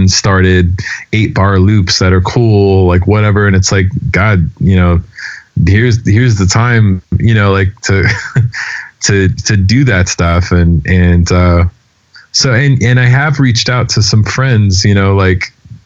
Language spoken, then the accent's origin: English; Denver, Colorado, United States; moved away; also born or lived in New York; people that I grew up with out in Denver